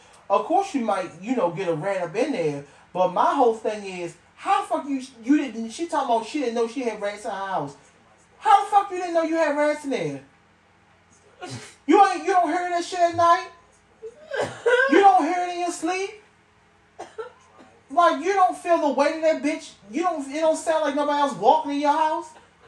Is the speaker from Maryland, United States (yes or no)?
yes; Maryland, United States; I'm from Maryland where the rats will ride the platform, not the fucking train